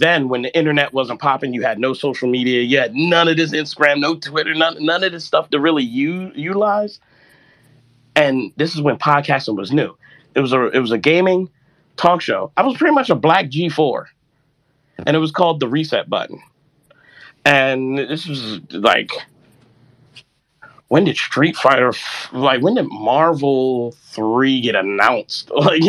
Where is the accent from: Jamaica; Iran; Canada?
Jamaica; Like, I'm also Jamaican.